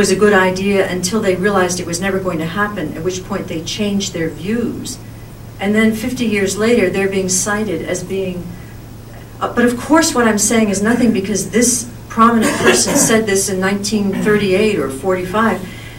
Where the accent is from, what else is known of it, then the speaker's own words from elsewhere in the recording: United States; as an American